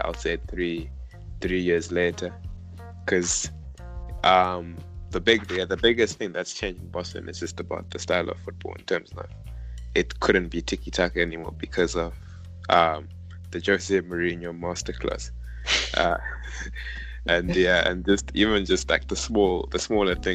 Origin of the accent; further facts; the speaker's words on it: Zimbabwe; moved away; us guys growing up in Zimbabwe